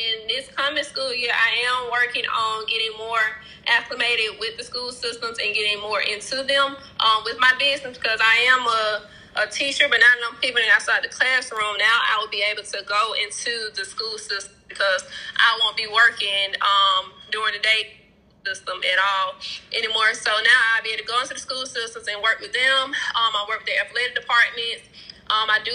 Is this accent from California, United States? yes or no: no; Birmingham, Alabama, United States; So I am from Birmingham, Alabama